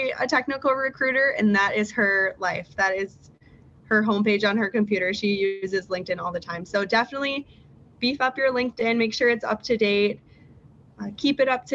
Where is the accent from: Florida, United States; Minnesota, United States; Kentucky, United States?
Minnesota, United States; Minneapolis; I grew up in Minneapolis